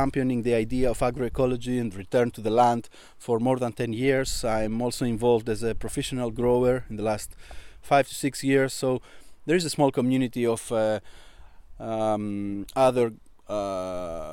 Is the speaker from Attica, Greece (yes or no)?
no; Alexandroupoli, Eastern Macedonia and Thrace, Greece; here in my hometown in Alexandroupoli, which is right next to my village